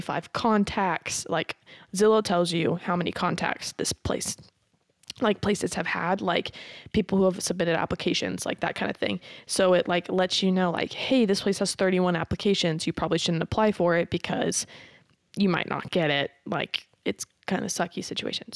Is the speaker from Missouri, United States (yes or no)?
yes; Carthage, Missouri, United States; I'm from Carthage. Like, I graduated from Carthage